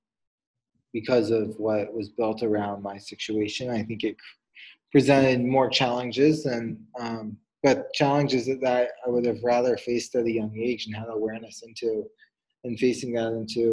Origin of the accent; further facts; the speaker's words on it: Fairfax, Virginia, United States; I grew up right outside of Washington, D.C., Fairfax, Virginia area